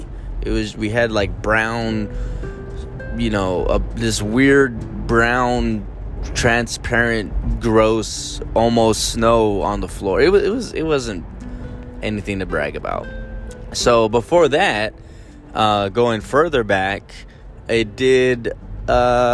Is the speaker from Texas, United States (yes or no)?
yes; San Antonio, Texas, United States; I was born in San Antonio.